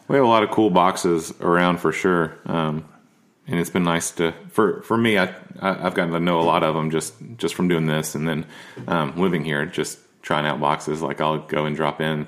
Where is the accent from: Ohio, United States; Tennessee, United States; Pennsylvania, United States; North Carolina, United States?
Tennessee, United States; Nashville; growing up in Nashville, there's a code here